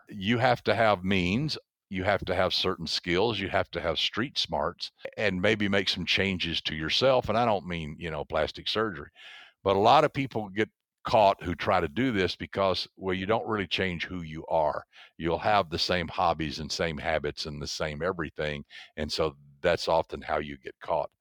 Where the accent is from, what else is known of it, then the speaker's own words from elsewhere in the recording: the South, United States; I grew up in the South, so down there everybody can tell a story.